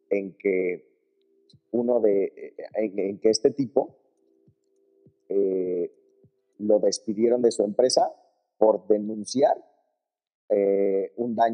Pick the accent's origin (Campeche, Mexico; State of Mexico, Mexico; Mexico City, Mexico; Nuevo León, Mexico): Mexico City, Mexico; Yo soy de Ciudad